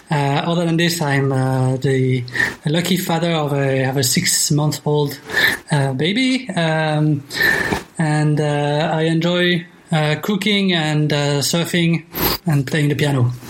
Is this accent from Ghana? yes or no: no; Luxembourg; English is a second language; also born or lived in France / Singapore; I'm French and from Luxembourg, so I got two, two, two citizenships.